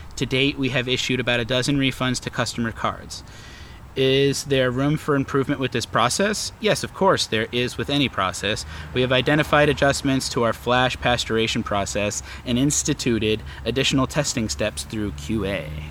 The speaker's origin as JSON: {"language": "English", "region": "New England", "country": "United States", "said": "we are from New England"}